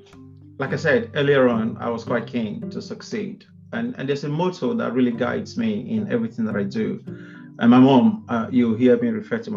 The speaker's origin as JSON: {"language": "English", "town": "Benin City", "region": "Edo", "country": "Nigeria", "tie": "born or raised there", "moved": "yes", "lives_now": "United Kingdom", "said": "I'm a first generation migrant from Nigeria. I was born and brought up in Benin City in Edo State, which is popularly referred to as a cradle of black civilization."}